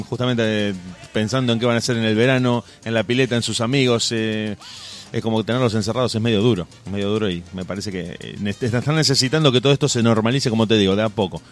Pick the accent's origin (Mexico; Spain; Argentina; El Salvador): Argentina; siendo argentino